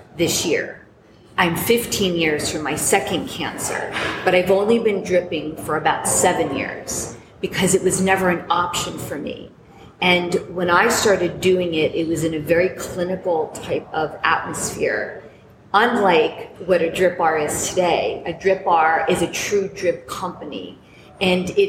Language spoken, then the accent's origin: English; New York, United States; I'm looking to open a business in my hometown called the Drip Bar